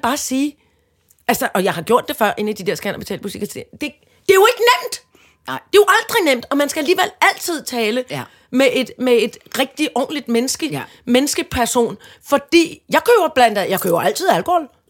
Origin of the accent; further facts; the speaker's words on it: Søborg, Capital Region of Denmark, Denmark; oppe der i Søborg, hvor jeg kommer fra